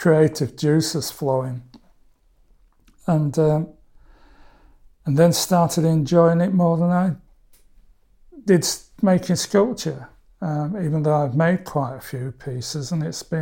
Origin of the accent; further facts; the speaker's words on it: Barnsley, Yorkshire and the Humber, United Kingdom; It's my hometown